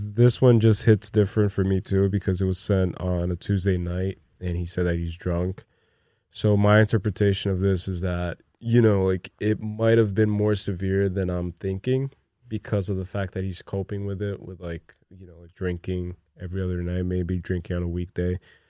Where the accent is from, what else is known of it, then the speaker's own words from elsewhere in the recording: New Jersey, United States; Oh, we're from Jersey, by the way, so New York is right across.